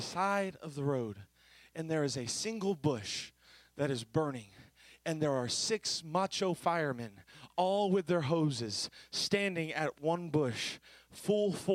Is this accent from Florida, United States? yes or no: yes; Florida, United States; I'm from Florida